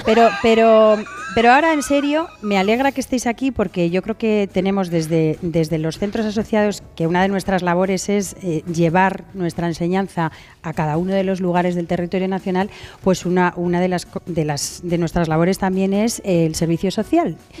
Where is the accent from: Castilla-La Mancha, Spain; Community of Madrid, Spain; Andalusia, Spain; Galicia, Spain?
Community of Madrid, Spain; Las Rozas de Madrid; Yo era una humilde voluntaria de una protectora en Las Rozas, en mi pueblo